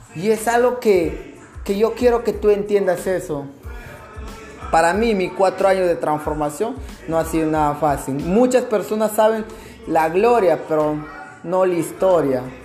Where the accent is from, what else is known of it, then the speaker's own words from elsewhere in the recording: Peru; moved away; also born or lived in Lima, Peru; retornar a mi pueblito polvoriento